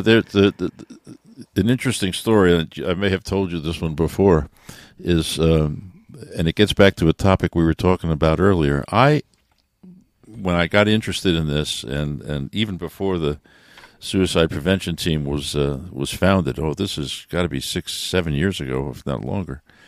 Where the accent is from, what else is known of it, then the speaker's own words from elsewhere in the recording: New York, United States; moved away; I'm from New York